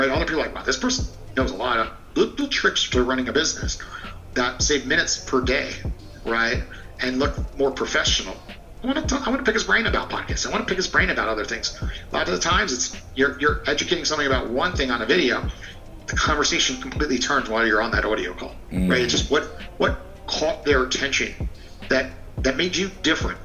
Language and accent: English; New York, United States; now in Florida, United States; I'm from New York